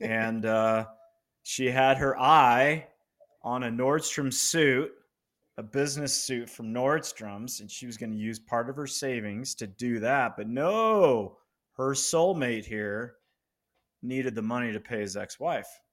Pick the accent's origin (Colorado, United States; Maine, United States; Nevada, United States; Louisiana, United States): Colorado, United States; Loveland; I'm in Colorado. I grew up in Loveland, Colorado State, university grad